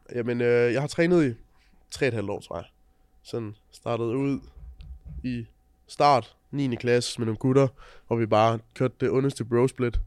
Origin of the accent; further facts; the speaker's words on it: Funen, Southern Denmark, Denmark; jeg kommer fra Fyn